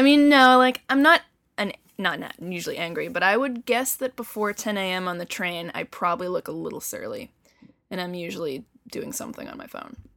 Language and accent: English; Bedford, New Hampshire, United States; also born or lived in Boston, Massachusetts; I was born in Boston, um, and lived in the suburbs for a couple years before moving to Bedford, New Hampshire